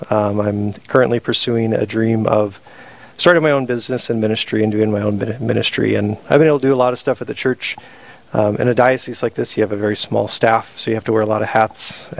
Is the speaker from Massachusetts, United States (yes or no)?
no; Sisseton, South Dakota, United States; also born or lived in Aberdeen, South Dakota / Sioux Falls, South Dakota; I grew up in Sisseton, South Dakota, northeast of the state here.